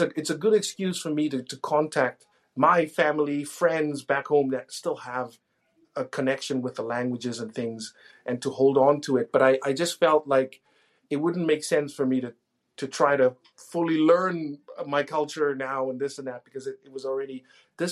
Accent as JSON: {"language": "English", "country": "Namibia", "tie": "born or raised there", "moved": "as an adult", "lives_now": "Edmonton, Canada", "said": "I grew up in Namibia"}